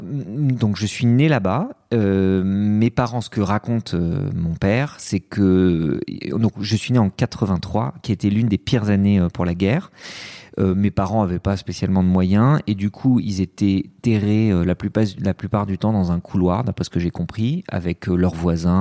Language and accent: French; France; born or raised there; also born or lived in Lebanon